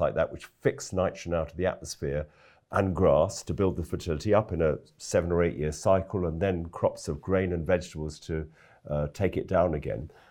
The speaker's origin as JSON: {"language": "English", "region": "London", "country": "United Kingdom", "tie": "born or raised there", "also_born_or_lived": "West Wales", "moved": "as an adult", "said": "I, I am a Londoner, actually. Grew up in London"}